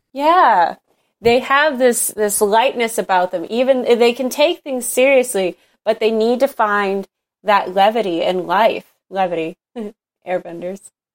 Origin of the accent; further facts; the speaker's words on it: Northeast, United States; I'm from the Northeast in, in America